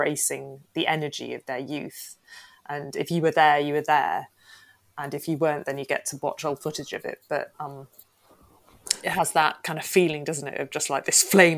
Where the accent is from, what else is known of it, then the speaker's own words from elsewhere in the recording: Wales, United Kingdom; as a Welsh person